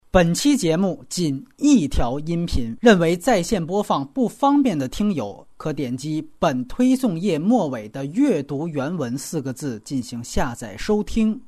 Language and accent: Chinese; China; 咱们大陆人